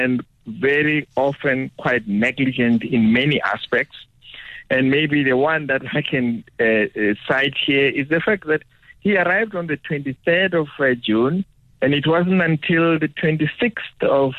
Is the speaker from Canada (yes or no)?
no; Capricorn District, Limpopo, South Africa; I come from that part of the world.